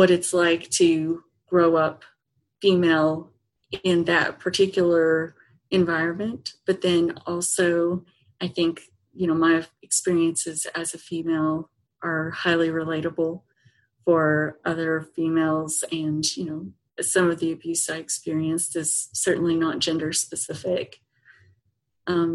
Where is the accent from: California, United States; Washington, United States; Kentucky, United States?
Kentucky, United States; Eastern; moved away; I grew up in Eastern Kentucky